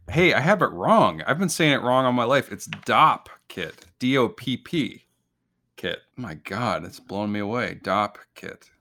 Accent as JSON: {"language": "English", "region": "Illinois", "country": "United States", "tie": "born or raised there", "said": "I grew up in Illinois"}